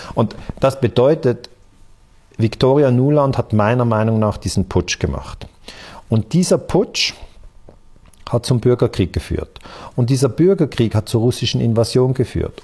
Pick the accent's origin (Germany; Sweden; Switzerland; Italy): Switzerland; Ich bin ja aus der Schweiz